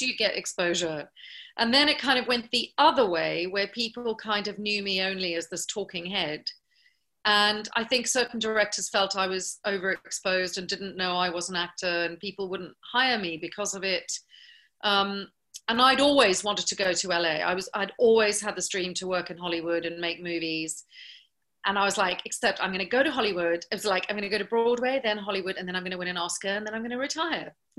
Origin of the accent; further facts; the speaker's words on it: South Africa; moved away; because I was from South Africa